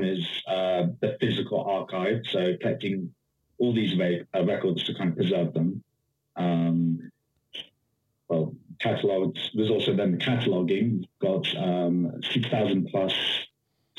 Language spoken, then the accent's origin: English; London, United Kingdom; moved away as an adult; also born or lived in Washington, D.C., United States; now in Austin, United States; Originally I'm from DC, but I grew up in London, and I've been in Austin, Texas since 2017